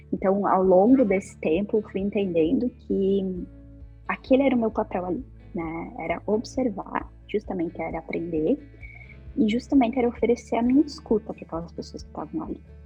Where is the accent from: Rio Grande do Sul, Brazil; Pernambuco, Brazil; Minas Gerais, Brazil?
Rio Grande do Sul, Brazil; Ibiraiaras; moved away as an adult; also born or lived in Passo Fundo; now in Porto Alegre, Brazil; morava no interior, morava numa cidade chamada Ibiraiaras, uma cidade bem pequenininha que quase nunca ninguém ouviu falar. Mas, então, eu, tenho, eu me mudei aqui para Porto Alegre há algum tempo e agora eu moro aqui.